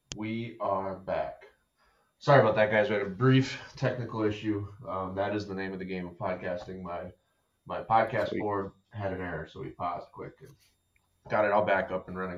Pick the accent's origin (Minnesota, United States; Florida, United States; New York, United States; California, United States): Minnesota, United States; I'm from Minnesota.